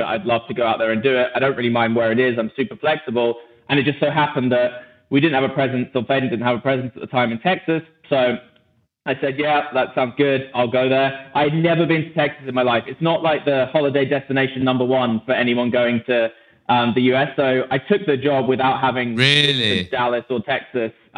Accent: England, United Kingdom; moved away as an adult; also born or lived in Switzerland; especially as an English person.

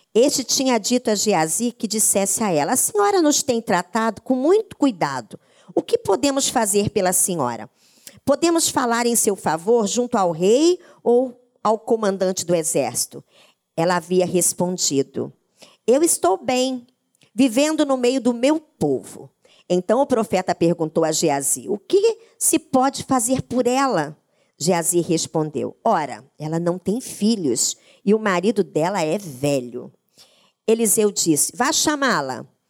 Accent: interior of Paraná, Brazil; eu sou do interior do Paraná, na minha casa tinha, nós morávamos numa chácara

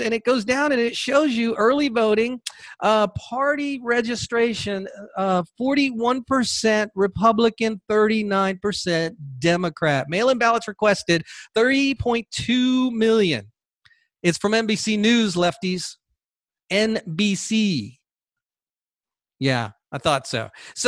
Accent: Georgia, United States; In Georgia, I had a leftist the other day saying, my home state

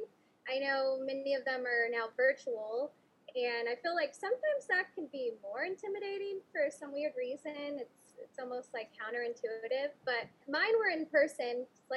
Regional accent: San Antonio, Texas, United States; here in my hometown

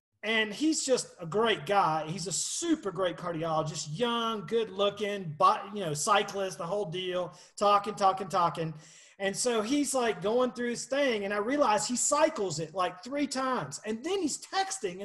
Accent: Monroe, Georgia, United States; I was a redneck from Monroe, Georgia

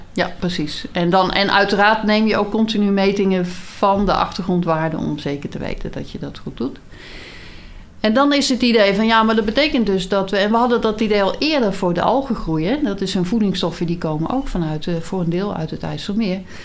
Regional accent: North Brabant, Netherlands; ik ben wel geboren en getogen in Brabant

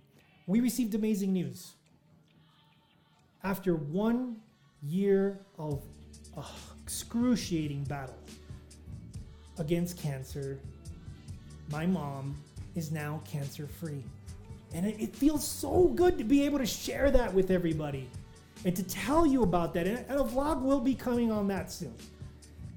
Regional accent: El Paso, Texas, United States; my hometown of El Paso, Texas

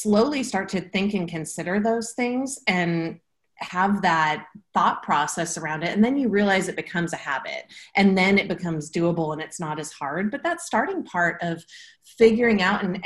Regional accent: Portland, Oregon, United States; I'm from Portland, Oregon.

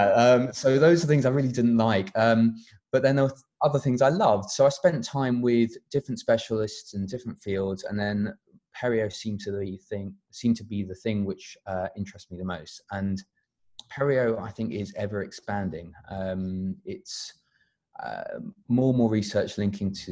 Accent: London, United Kingdom; also born or lived in Sheffield; I grew up in North London, close to the FMC office

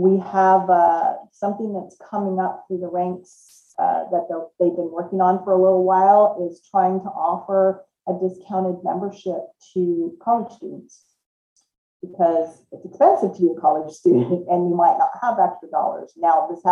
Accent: Southern California, United States; moved away as an adult; also born or lived in Washington State; now in Washington, United States; I actually was born and raised in Southern California and moved to Washington State in about 1990 is when I moved here

